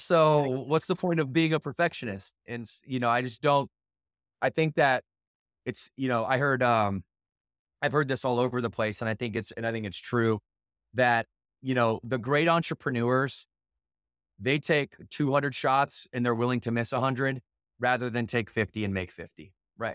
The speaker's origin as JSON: {"language": "English", "town": "Battle Creek", "region": "Michigan", "country": "United States", "tie": "born or raised there", "said": "I grew up in Battle Creek, Michigan"}